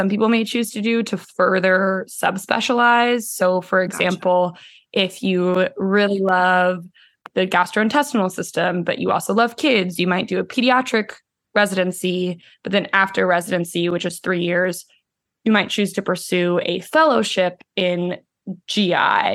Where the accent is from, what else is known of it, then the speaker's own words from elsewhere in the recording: Houston, Texas, United States; moved away as an adult; also born or lived in Los Angeles, California / Austin, Texas; I grew up in Houston